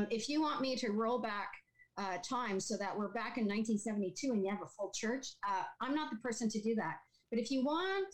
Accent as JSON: {"language": "English", "region": "Saskatchewan", "country": "Canada", "tie": "born or raised there", "moved": "yes", "lives_now": "Picton, Canada", "said": "I grew up in Saskatchewan"}